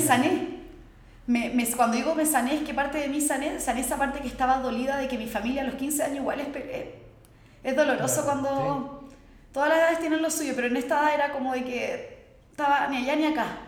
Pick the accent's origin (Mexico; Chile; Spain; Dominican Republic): Chile; Santiago, Santiago Metropolitan Region; nací en Chile, en Santiago